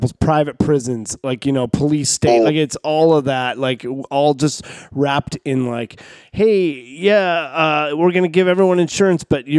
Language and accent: English; Canada; I'm Canadian